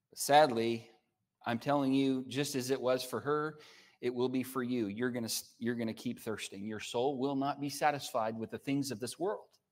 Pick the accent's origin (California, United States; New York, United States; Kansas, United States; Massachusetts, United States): California, United States; now in Oklahoma, United States; I'm from California. I don't speak Oklahoman